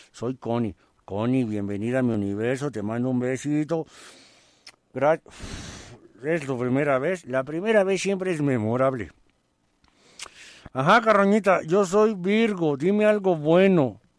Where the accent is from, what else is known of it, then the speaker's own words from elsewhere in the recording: Tijuana, Baja California, Mexico; now in Sacramento, United States; Yo soy de Tijuana, Baja California y radico en Salimar, en Sacramento.